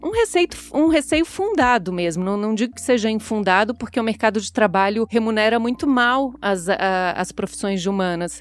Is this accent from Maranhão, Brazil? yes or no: no; Florianópolis, Santa Catarina, Brazil; moved away as an adult; also born or lived in Ohio, United States / China; now in São Paulo, Brazil; eu sou nascida em Florianópolis, que é a capital de Santa Catarina morei lá até 2010, então a maior parte da minha vida eu passei realmente em Florianópolis